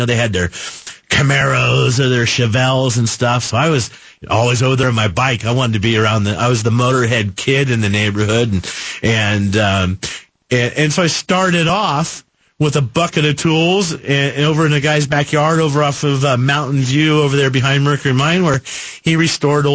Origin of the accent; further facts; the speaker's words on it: Phoenix, Arizona, United States; I grew up in Phoenix. Grew up right here at 32nd Street in Shea, right where we're standing here in the studios